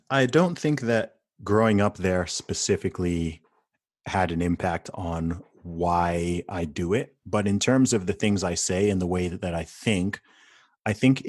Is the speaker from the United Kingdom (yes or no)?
yes; United Kingdom; born there; So my family background is originally from Nigeria. I was born in the UK. I'm a British citizen. I live in the UK.